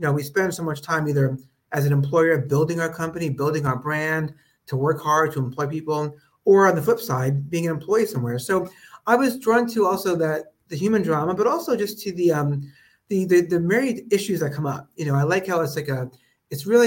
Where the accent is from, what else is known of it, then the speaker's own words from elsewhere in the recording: Long Island, New York, United States; also born or lived in Brooklyn, New York; my parents moved to Long Island when I was a kid. So I grew up in a suburb of New York